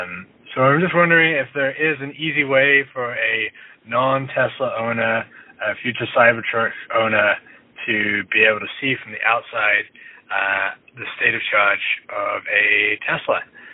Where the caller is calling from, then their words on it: Vancouver, British Columbia, Canada; I'm calling from Vancouver, Canada.